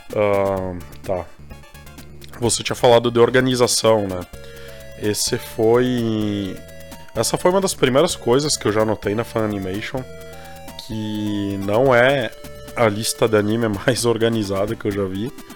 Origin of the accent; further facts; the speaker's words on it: Brazil; a gente é brasileiro